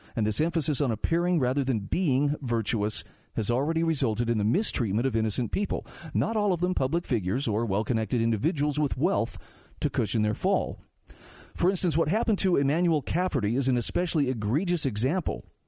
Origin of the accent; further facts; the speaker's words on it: Utah, United States; my home state of Utah